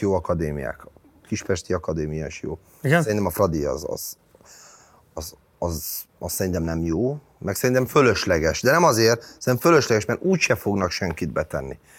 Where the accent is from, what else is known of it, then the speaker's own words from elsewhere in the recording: Budapest, Hungary; Én a világon is új Újpest szurkoló vagyok. Az az enyém, ott nőttem föl